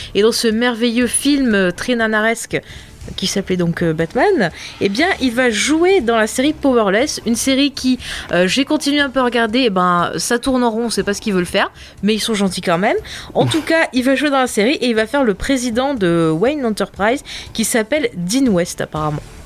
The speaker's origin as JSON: {"language": "French", "country": "France", "said": "je suis française"}